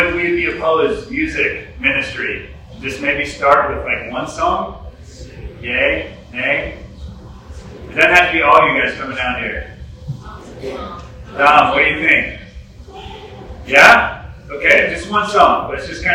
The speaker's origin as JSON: {"language": "English", "town": "Woodstock", "region": "Georgia", "country": "United States", "tie": "born or raised there", "said": "I grew up here in Woodstock, born and raised, went to Kennesaw State, worked in Midtown"}